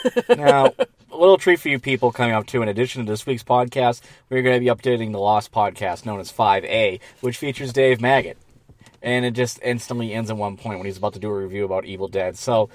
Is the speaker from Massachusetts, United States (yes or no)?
yes; Boston, Massachusetts, United States; moved away; Your hometown. My hometown as well. I spent 20 years of my life there.